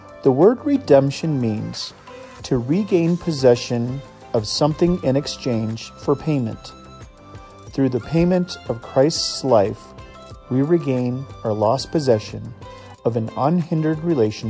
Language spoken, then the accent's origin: English; Iowa, United States; When I was a kid, I used to collect empty soda and beer cans because growing up in Iowa, we got 5 cents for every can recycled